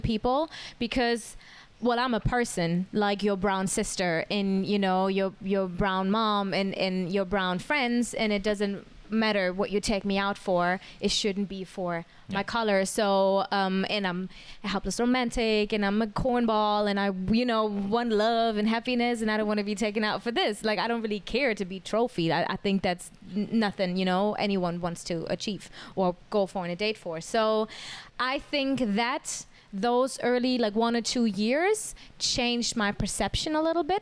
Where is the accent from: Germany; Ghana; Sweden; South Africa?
Germany; moved away as an adult; now in Singapore; I was back home. I'm from Germany